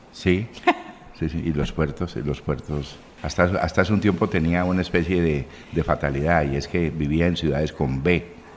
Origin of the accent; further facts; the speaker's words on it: Buenaventura, Valle del Cauca, Colombia; moved away as an adult; also born or lived in Chocó / Bogotá / Barcelona; now in Cartagena, Colombia; Yo viví en Buenaventura 12 años, siete, a los siete años llegué del Chocó